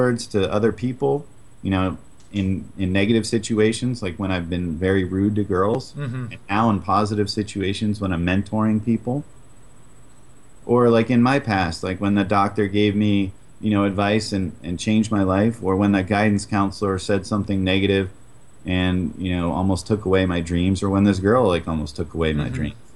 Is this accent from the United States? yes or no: yes; New England, United States; I grew up in New England